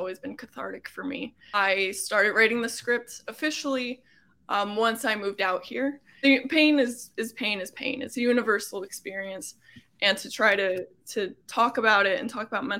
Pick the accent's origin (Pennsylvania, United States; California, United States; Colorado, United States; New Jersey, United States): Pennsylvania, United States; Coplay; moved away as an adult; also born or lived in Boston; now in Los Angeles, United States; I grew up in Coplay, was a 2017 graduate of Whitehall High School.